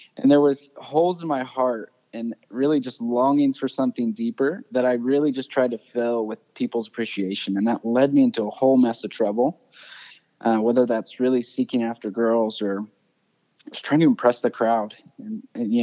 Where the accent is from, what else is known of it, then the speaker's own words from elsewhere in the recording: central Indiana, United States; also born or lived in Montana / Arizona; we moved when I was real little to Indiana, spent my whole childhood there, kind of around central Indiana